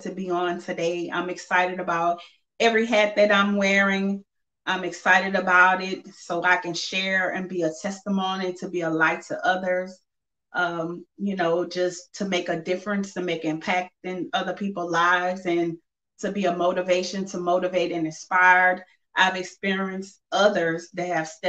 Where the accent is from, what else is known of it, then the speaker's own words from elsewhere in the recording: Simpsport, Louisiana, United States; now in Lafayette, United States; I'm originally from Simpsport, Louisiana, but I reside in Lafayette, Louisiana